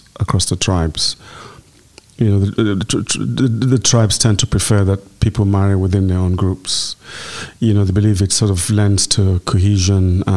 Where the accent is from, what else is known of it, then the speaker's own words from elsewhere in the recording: Nigeria; moved away as an adult; also born or lived in Minna, Niger State, Nigeria / Peckham, London; now in London, United Kingdom; In the north of Nigeria, a place called Minna, where I was born